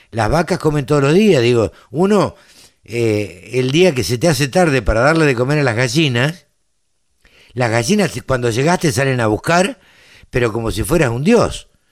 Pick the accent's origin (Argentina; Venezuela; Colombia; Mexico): Argentina; Maipú, Buenos Aires Province; yo nací en la cuenca del Salado